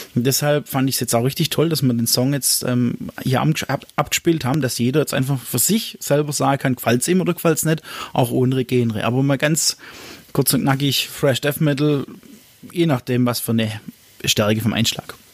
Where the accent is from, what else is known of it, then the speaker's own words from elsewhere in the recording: Ochsenburg, Baden-Württemberg, Germany; von dem Ort, wo ich herkomme, aus Ochsenburg